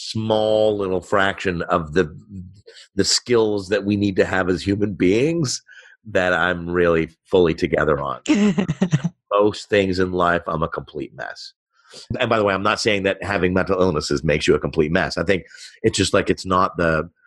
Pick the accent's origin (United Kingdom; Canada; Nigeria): Canada; Montreal, Quebec; I was born in Montreal